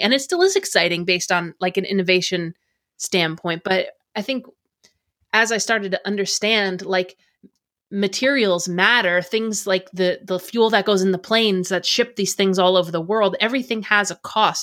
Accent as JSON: {"language": "English", "country": "United States", "tie": "born or raised there", "said": "I grew up in America."}